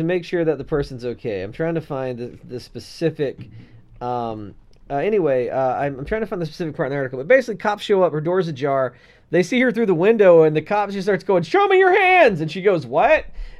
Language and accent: English; Texas, United States; In Texas, I can walk around my own home juggling fucking handguns. That's my right as a Texan.